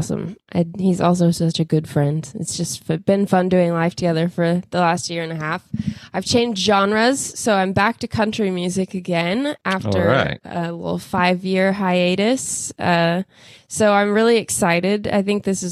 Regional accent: Boerne, Texas, United States; we grew up in Bernie, so we grew up in a pretty small town

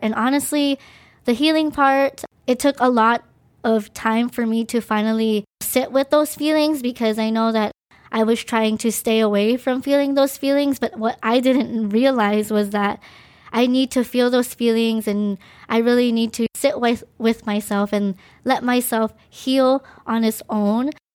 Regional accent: Maui, Hawaii, United States; also born or lived in Philippines; I was born in the Philippines, and my family and I immigrated to the island of Maui, Hawaii. I moved here when I was two years and, I believe, five months

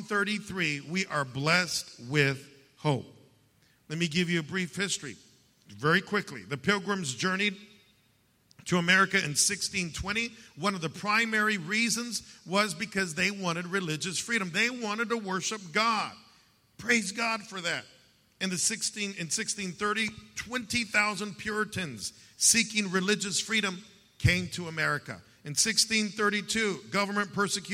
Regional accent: United States; I'm an American and I'm a Christian

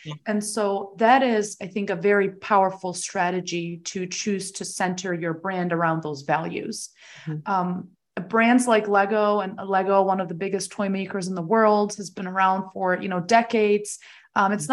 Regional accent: Germany; now in United States; I was originally born and raised there

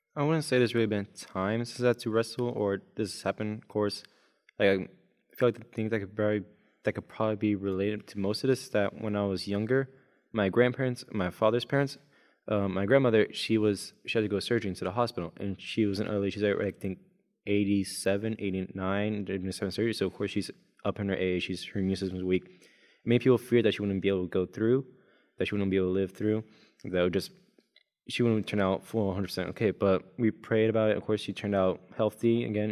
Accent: Cape Canaveral, Florida, United States; moved away as an adult; now in Collegedale, United States; Originally from Florida, so a sunshiny state

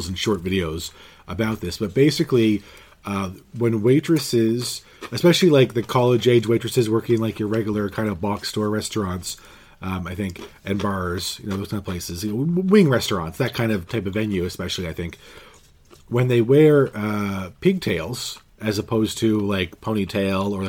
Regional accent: Canada; we're from Canada and not Scotland.

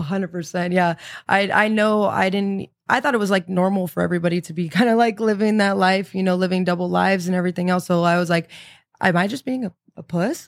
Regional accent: San Antonio, Texas, United States; I'm originally from, uh, San Antonio, Texas

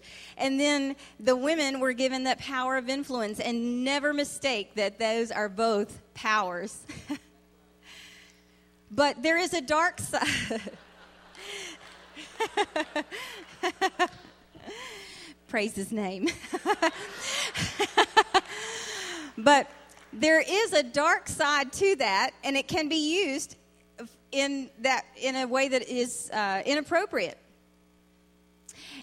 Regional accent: Virginia, United States; Virginia, where I was raised

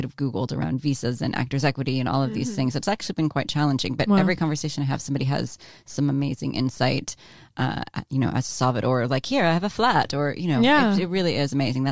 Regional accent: Orange County, California, United States; now in Los Angeles, United States; I grew up in Orange County, went to Pepperdine.

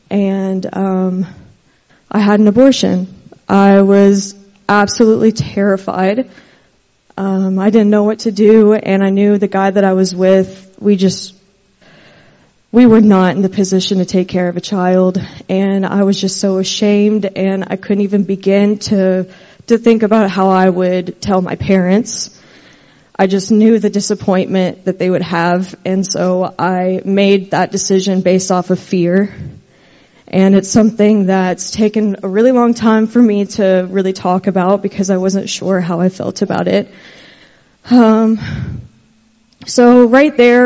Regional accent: Versailles, Kentucky, United States; I'm from Versailles, Kentucky

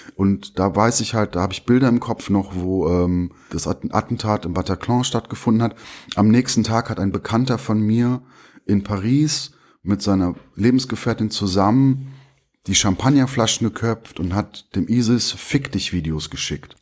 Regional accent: Bonn, North Rhine-Westphalia, Germany; also born or lived in Turkey; ich bin Bonner. Ich bin hier aufgewachsen.

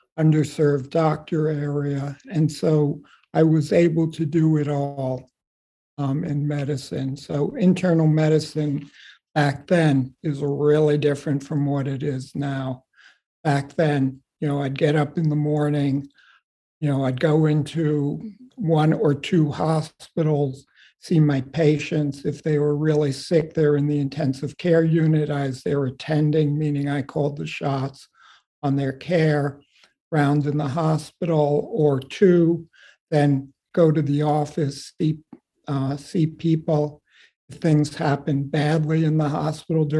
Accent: Long Island, New York, United States; moved away as an adult; also born or lived in Pennsylvania / Washington, D.C. / Davis, California; now in Massachusetts, United States; I grew up on Long Island, had a really great family experience

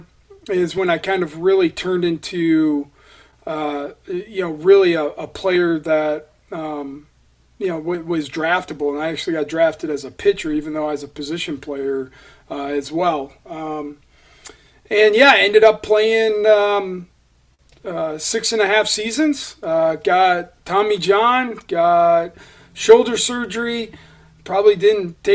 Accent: Michigan, United States; I grew up in Michigan

